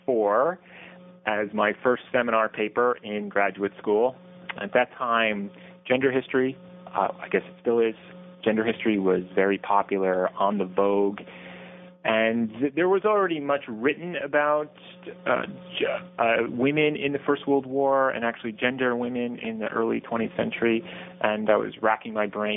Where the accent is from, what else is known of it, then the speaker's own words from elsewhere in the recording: Irvington, New York, United States; also born or lived in Germany; I grew up in Irvington, New York